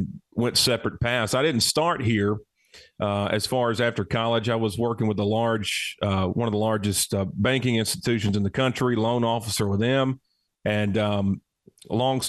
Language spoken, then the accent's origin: English; Cullman, Alabama, United States; Wallace State, a great community college here in my hometown.